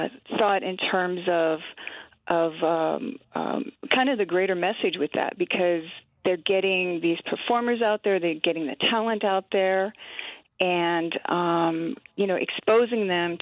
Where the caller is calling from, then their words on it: Red Cliff, Wisconsin, United States; I'm calling from Red Cliff.